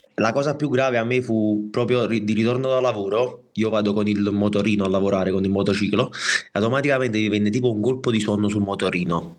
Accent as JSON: {"language": "Italian", "town": "Naples", "region": "Campania", "country": "Italy", "said": "vengo da Napoli"}